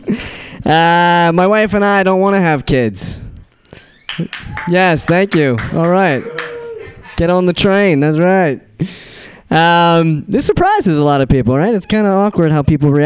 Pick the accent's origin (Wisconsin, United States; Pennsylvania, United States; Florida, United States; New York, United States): New York, United States; Brooklyn; accent: Brooklyn; I'm from Brooklyn. That's my Brooklyn accent.